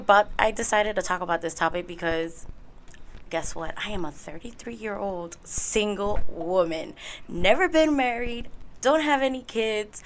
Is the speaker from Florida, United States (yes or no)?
yes; Miami, Florida, United States; I am from Puerto Rican descendants, born and raised here in Miami, Florida.